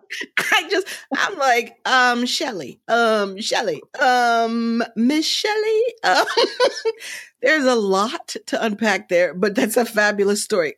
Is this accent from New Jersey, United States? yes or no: yes; Princeton, New Jersey, United States; I was raised in Princeton at an A M E church.